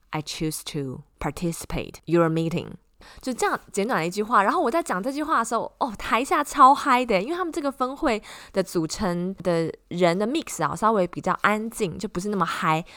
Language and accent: Chinese; Taiwan; moved away as an adult; also born or lived in Austin, Texas; now in South Bay, California, United States; I was born and grew up in Taiwan, and I earned my master's degree at UT Austin. Now I live in South Bay, California, with my husband.